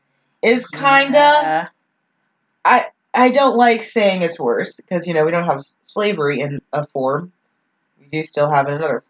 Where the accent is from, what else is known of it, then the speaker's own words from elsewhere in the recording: North Texas, United States; I'm from North Texas